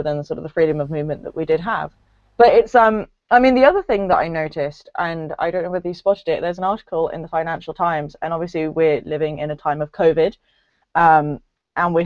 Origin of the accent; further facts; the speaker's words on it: England, United Kingdom; also born or lived in Edinburgh; I grew up in England. I'm 3/4 English.